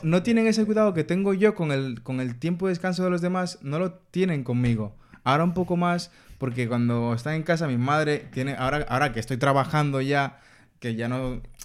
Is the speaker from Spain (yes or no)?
no; Dominican Republic; en mi casa somos dominicanos